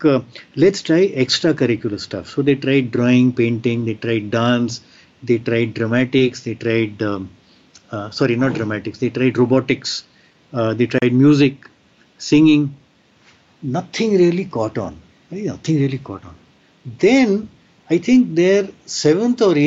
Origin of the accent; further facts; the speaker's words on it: Shimla, Himachal Pradesh, India; I have set up one such tab lab in my hometown, which is Shimla